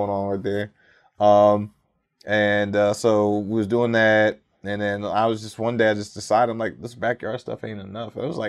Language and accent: English; Germany; also born or lived in Tacoma, Washington; Like, I grew up in Germany, actually.